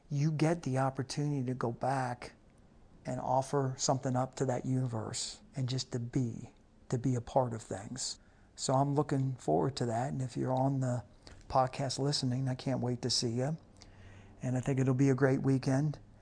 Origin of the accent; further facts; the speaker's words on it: Cincinnati, Ohio, United States; moved away; where I grew up in the Cincinnati area